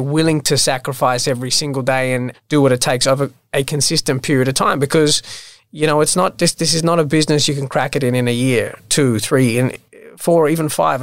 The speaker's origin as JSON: {"language": "English", "town": "Sydney", "region": "New South Wales", "country": "Australia", "tie": "born or raised there", "also_born_or_lived": "London", "lives_now": "Sydney, Australia", "said": "I was born in Australia. I grew up in Bondi, so originally a Bondi boy."}